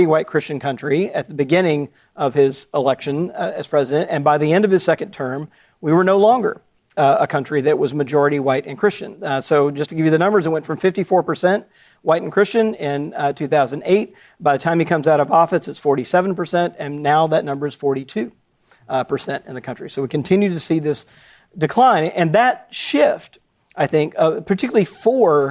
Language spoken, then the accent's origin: English; Jackson, Mississippi, United States; I grew up Southern Baptist in Jackson, Mississippi.